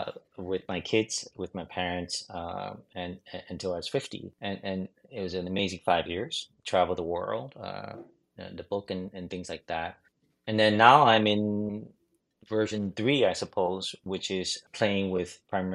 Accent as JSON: {"language": "English", "town": "New York City", "region": "New York", "country": "United States", "tie": "born or raised there", "also_born_or_lived": "China", "said": "I grew up, I was born in China, and then first gen to New York City."}